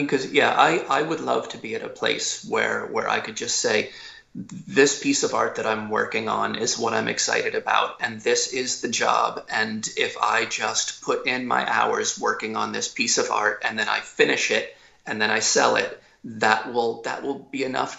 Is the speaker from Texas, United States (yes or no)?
no; Philadelphia, Pennsylvania, United States; Outside of Philadelphia.